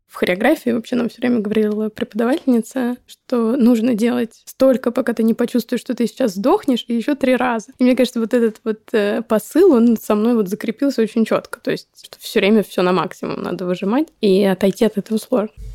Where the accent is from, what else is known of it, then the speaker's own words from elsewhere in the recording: Moscow, Russia; я родилась в Москве, да, это, ну, наверное, лучше, чем в деревне, даже точно, по возможностям. В плане ходила в хорошую школу